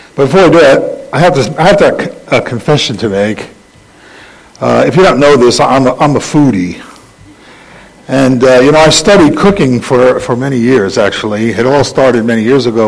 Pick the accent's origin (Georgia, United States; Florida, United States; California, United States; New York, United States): New York, United States; New York City; I grew up in the Bronx